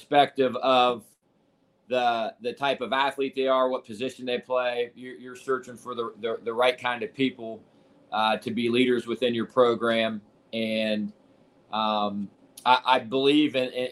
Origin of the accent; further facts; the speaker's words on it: Ohio, United States; also born or lived in Iowa; now in Cincinnati, United States; I'm from Ohio originally.